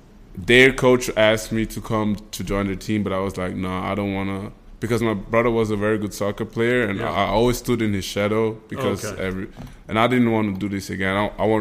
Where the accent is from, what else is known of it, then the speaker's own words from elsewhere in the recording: Vienna, Austria; I am from Vienna, Austria, born and bred.